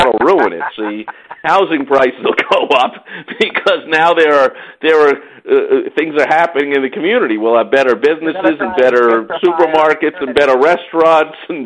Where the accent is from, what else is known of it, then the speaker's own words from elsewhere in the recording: New York City, New York, United States; I'm from New York City